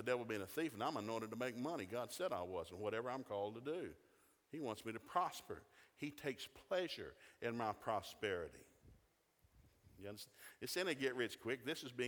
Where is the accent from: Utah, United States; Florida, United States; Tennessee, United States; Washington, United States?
Tennessee, United States; Chattanooga; We didn't have a lot of Catholics when I grew up in Chattanooga.